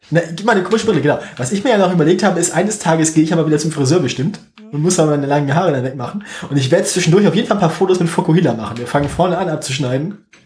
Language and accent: German; West Germany, Germany; Ja, A, das, ich bin A, bin ich Wessi